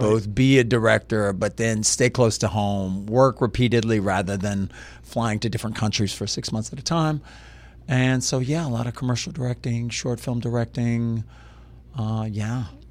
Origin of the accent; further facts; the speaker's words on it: Lafayette, Louisiana, United States; I grew up in Lafayette, Louisiana